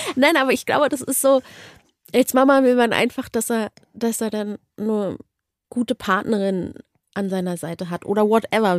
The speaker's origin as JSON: {"language": "German", "region": "Berlin", "country": "Germany", "tie": "born or raised there", "moved": "yes", "said": "ich bin in Deutschland aufgewachsen und, und geboren und ich bin halt Berlinerin"}